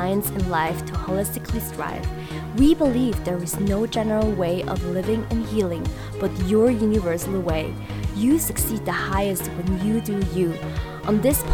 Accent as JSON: {"language": "English", "country": "Switzerland", "tie": "born or raised there", "also_born_or_lived": "South Korea / Sydney, Australia", "said": "I moved to Switzerland, and that's where I grew up. I went there to school"}